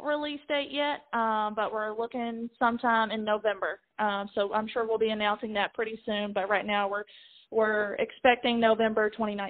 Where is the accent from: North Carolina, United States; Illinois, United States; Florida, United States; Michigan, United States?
North Carolina, United States; moved away as an adult; now in Nashville, United States; I'm from North Carolina. I'm getting married in North Carolina. So I play a lot of shows in the North Carolina area, but I have been living in Nashville for the past 6.5 years.